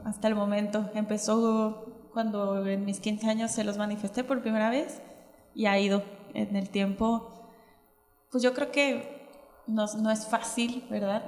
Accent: Michoacán, Mexico; moved away as an adult; also born or lived in Mexico City; no me fui a Michoacán, de donde yo soy

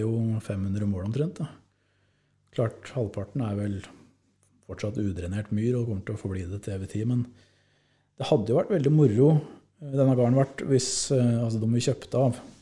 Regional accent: Eidsvoll, Akershus, Norway; moved away as an adult; now in Tana, Norway; Jeg er fra Eidsvoll

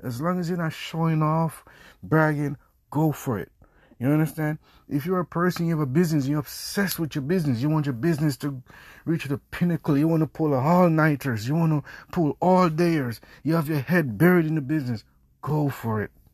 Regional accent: Jamaica; I'm Jamaican.

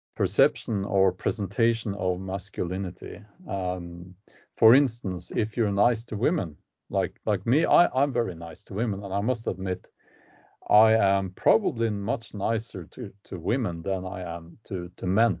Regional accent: Oslo, Norway; I grew up outside of Oslo, but in that um, that uh, county

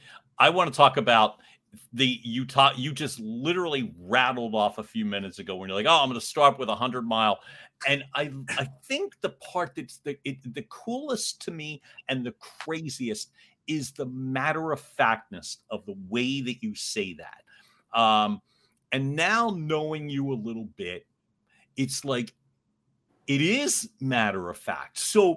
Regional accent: Philadelphia, Pennsylvania, United States; the way that we grew up in Northeast Philly.

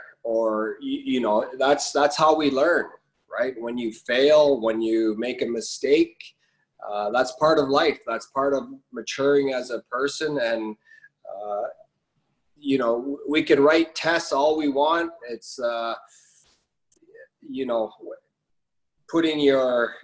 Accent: Nunavut, Canada; moved away; growing up in Nunavut, right? 10 months of the year, it's winter

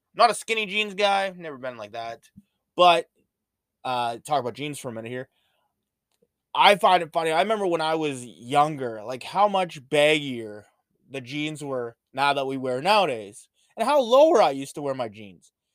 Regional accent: Canada; especially being Canadian

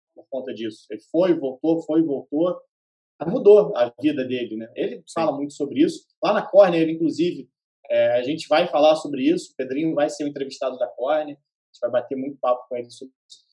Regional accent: Petrópolis, Rio de Janeiro, Brazil; Eu moro, eu sou de Petrópolis

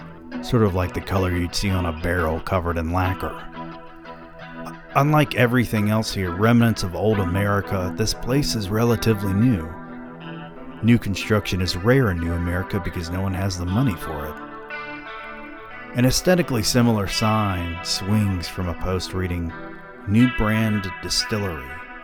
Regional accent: Atlanta, Georgia, United States; I'm from Atlanta, and just noticed this really beautiful distillery.

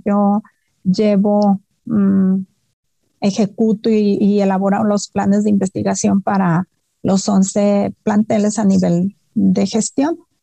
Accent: Los Mochis, Sinaloa, Mexico; moved away as an adult; now in Guadalajara, Mexico; a mí la ciudad de los mochis ya me quedaba chica, yo soy de Sinaloa

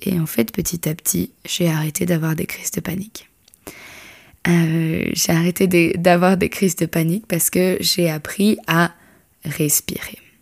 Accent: Switzerland; je suis suisse

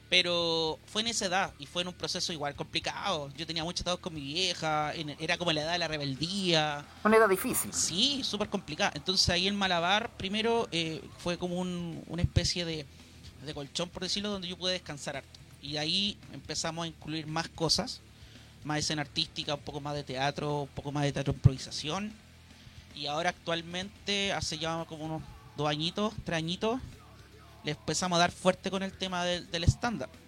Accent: Copiapó, Atacama, Chile; also born or lived in Santiago; yo soy criado acá en Copiapó, pero llegué cuando tenía 8 años acá. Yo nací en Santiago.

